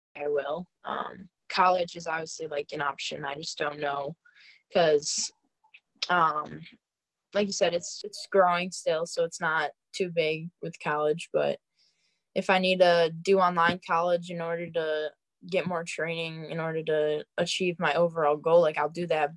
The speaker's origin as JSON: {"language": "English", "region": "Wisconsin", "country": "United States", "also_born_or_lived": "Colorado", "moved": "yes"}